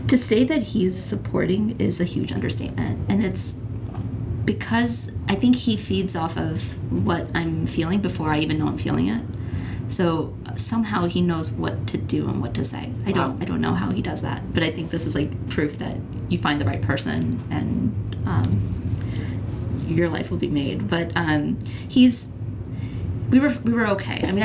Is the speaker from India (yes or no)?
yes; India; I mean, so I'm I'm Indian, mm-hmm. and uh, I'm sure if any of your listeners are Indian as well